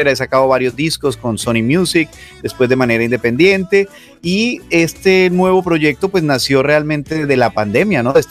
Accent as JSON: {"language": "Spanish", "town": "Cali", "region": "Valle del Cauca", "country": "Colombia", "tie": "born or raised there", "also_born_or_lived": "Sevilla, Colombia", "moved": "as an adult", "lives_now": "Miami, United States", "said": "yo soy colombiano de la ciudad, eh, nací en Sevilla, crecí en Cali, eh, me dediqué a la música desde muy pequeño"}